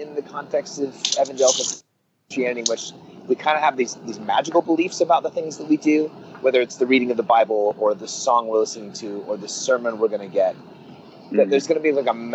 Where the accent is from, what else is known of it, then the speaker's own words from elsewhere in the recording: Oakland, California, United States; born and raised in the San Francisco Bay Area, east part of the Bay Area, the Oakland side of the water